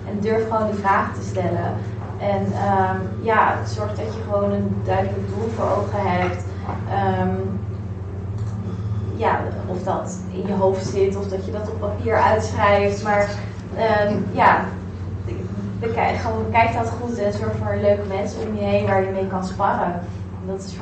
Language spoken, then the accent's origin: Dutch; Rotterdam, South Holland, Netherlands; also born or lived in Amsterdam; Amsterdam dus eigenlijk terug naar, naar Rotterdam. Daar heel kort gewoond. En ik ben echt een Rotterdammer